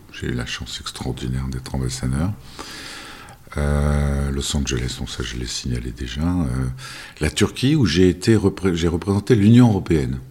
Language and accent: French; France; moved away as an adult; also born or lived in Russia / China / Turkey; quand on est français